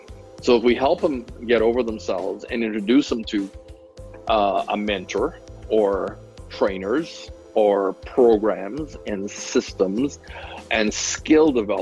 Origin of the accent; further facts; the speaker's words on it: Montreal, Quebec, Canada; also born or lived in Fort St. John; So I finished high school in Canada, attended college before I became a college dropout. And then I moved west from Montreal, Quebec, moved to British Columbia, northeast British Columbia, as a matter of fact. I lived in a little town called Fort St. John.